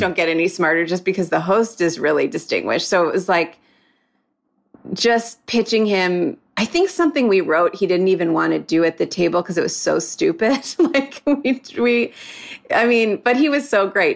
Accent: Moreland Hills, Ohio, United States; moved away as an adult; I'm from Cleveland, like a suburb of Cleveland

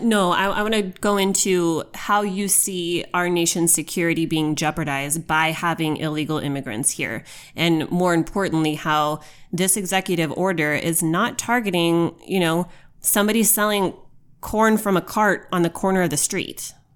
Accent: United States; as an American.

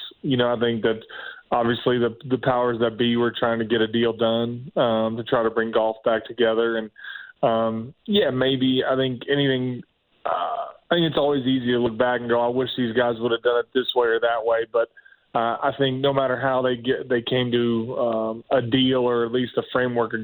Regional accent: Richmond, Indiana, United States; moved away as an adult; also born or lived in Oklahoma; I was a kid from Richmond, Indiana

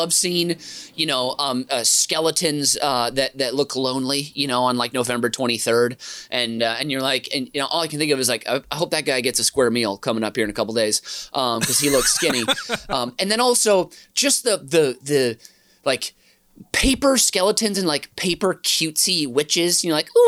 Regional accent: St. Paul, Minnesota, United States; my first block growing up on Fairmount Avenue in St. Paul, Minnesota

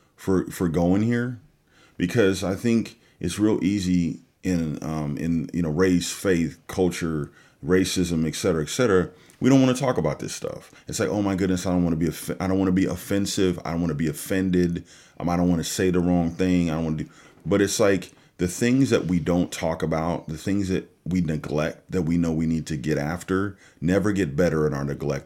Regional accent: California, United States; moved away as an adult; also born or lived in West Michigan; now in Michigan, United States; I'm originally from California, like you said, and, um, you know, I moved to the Midwest, uh, years ago

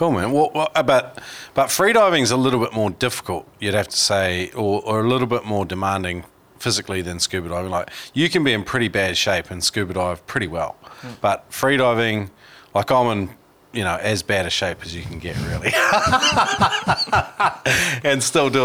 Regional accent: New Zealand; I grew up in New Zealand

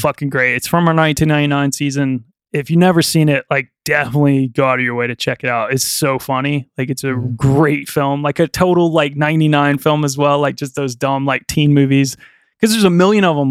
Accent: small town near Greensboro, North Carolina, United States; my hometown's very small. And mm. I would travel 45 miles out of my way to go to the nearest like bigger city called Greensboro, North Carolina

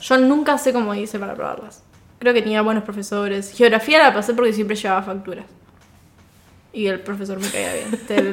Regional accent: Viedma, Río Negro, Argentina; moved away; Viedma es el pueblo de donde soy

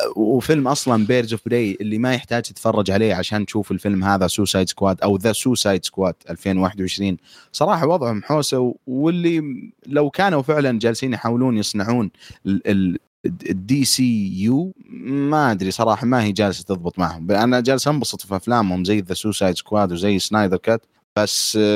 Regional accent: Saudi Arabia; عندنا في السعوديه

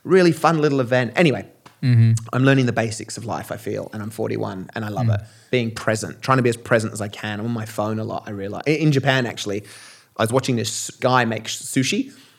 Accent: Australia; I've played a lot of rugby growing up in Australia.

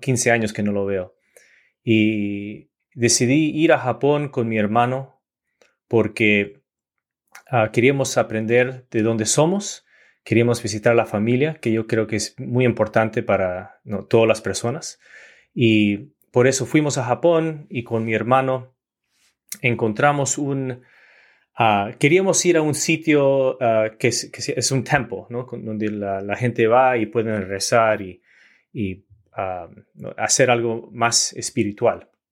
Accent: Orange County, Southern California, United States; Yo nací en, en Southern California, en Orange County

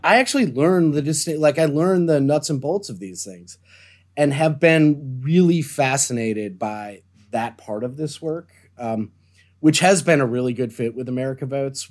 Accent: Deerfield, Illinois, United States; moved away; I grew up, um, in the suburbs of Chicago on what's known as the North Shore in a town called Deerfield, Illinois.

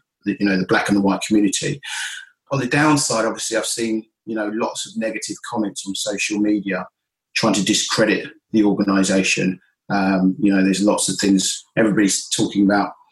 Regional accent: London, United Kingdom; also born or lived in Greenwich, London; I was born in Greenwich in London, but at the age of five, we moved as a family to Croydon. I've spent the majority of my life growing up in South London

